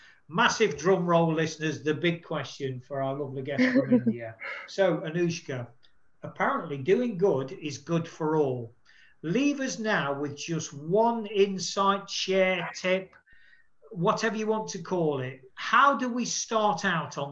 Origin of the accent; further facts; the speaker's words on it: United Kingdom; now in Spain; I'm in Spain as a Brit